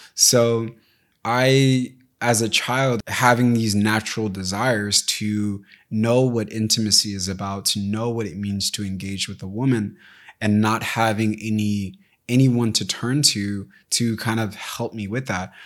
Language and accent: English; United States; I was raised in America, but my parents weren't